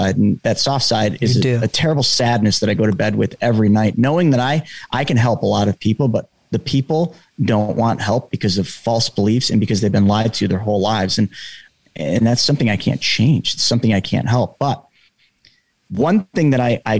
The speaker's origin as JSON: {"language": "English", "region": "New York", "country": "United States", "said": "I'm from New York"}